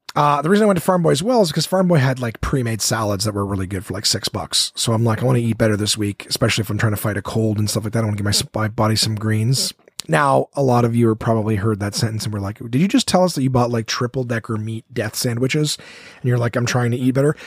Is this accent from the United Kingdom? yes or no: no; Ottawa, Ontario, Canada; here in Ottawa, my hometown